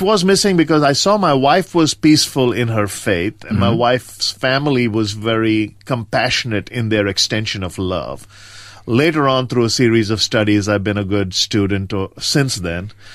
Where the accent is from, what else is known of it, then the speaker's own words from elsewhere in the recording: India; moved away; I grew up in rural India on the east coast, uh, a small town between Madras